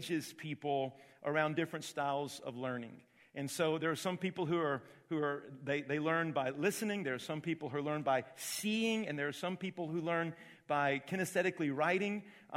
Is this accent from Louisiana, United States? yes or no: no; Augusta, Georgia, United States; moved away; I was called into ministry when I was 13 years of age in Augusta, Georgia. That's my hometown